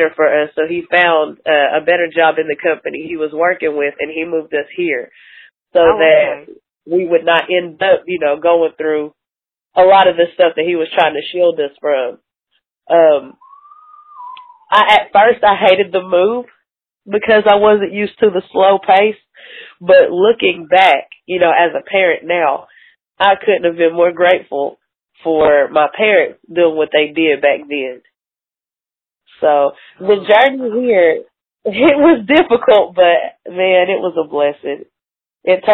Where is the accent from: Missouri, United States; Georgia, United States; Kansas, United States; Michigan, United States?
Georgia, United States; Atlanta; now in Kingsport, United States; Originally, I'm from Atlanta. I'm living in Kingsport at the moment